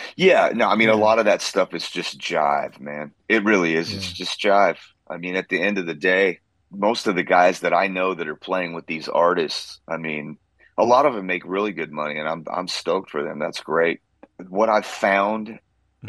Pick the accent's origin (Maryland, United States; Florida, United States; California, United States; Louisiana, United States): California, United States; Central Coast; moved away as an adult; also born or lived in Santa Maria, California / Los Osos, California / Atascadero, California / Bakersfield, California; now in Nashville, United States; I was born and raised in California. I was born on the Central Coast, a city called Santa Maria